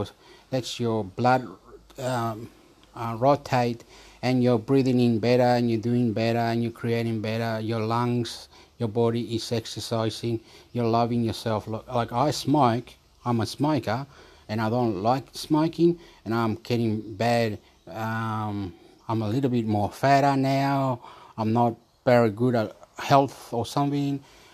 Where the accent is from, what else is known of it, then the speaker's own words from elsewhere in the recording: Chile; also born or lived in Australia; I am Chilean. Soy chileno. I am Australian.